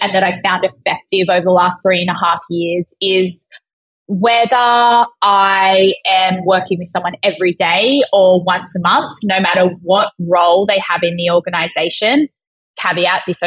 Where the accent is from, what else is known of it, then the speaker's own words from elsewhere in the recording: Australia; being Australian